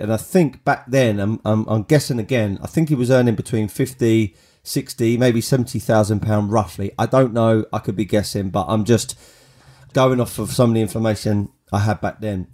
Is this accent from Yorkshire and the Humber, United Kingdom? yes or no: no; Kent, South East England, United Kingdom; When I was at school, I went to a school in, uh, in Kent, uh, uh, a school called Langley Park